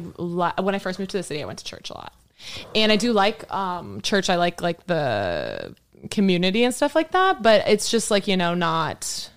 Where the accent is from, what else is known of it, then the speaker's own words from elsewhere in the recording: Texas, United States; Like going from Texas to Oklahoma was such a culture shock